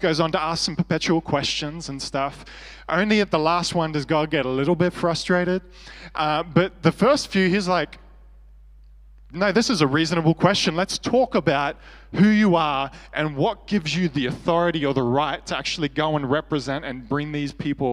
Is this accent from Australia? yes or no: yes; Australia; I was from Australia